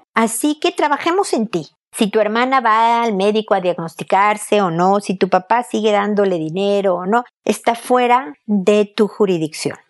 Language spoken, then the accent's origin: Spanish; Mexico